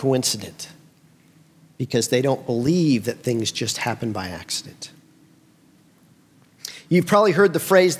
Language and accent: English; Bloomington, United States; moved away as an adult; also born or lived in Nashville, Tennessee; I grew up here